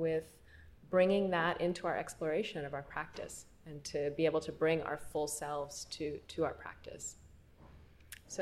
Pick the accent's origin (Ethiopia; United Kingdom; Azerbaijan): Ethiopia; also born or lived in Eritrea; now in Brooklyn, United States; I was born in Ethiopia.